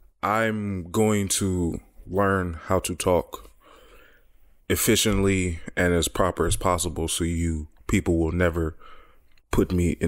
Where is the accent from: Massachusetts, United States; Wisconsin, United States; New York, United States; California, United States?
California, United States; Los Angeles; And also, I come from South Central, you know, so you hear me speak, you wouldn't think, oh, he's from South there. Central. You know, I don't sound anything like where I came from.